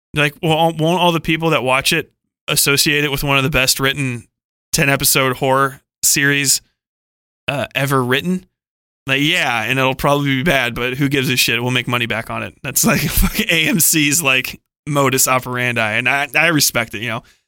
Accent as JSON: {"language": "English", "town": "Cincinnati", "region": "Ohio", "country": "United States", "said": "I'm from Cincinnati, Ohio"}